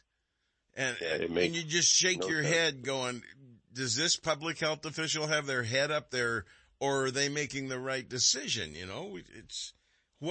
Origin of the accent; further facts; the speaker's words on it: Texarkana, Texas, United States; now in Vacaville, United States; I was born in Texarkana